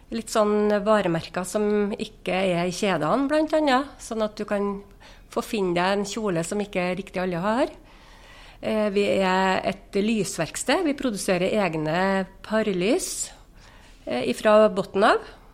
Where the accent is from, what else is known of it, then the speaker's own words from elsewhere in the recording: Inderøy, Trøndelag, Norway; jeg er jo ekte innrøyning, så jeg har jo vært her hele livet